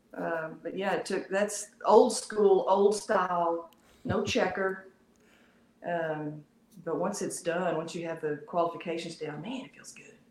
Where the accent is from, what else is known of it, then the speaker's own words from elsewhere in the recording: Texas, United States; I'm from Texas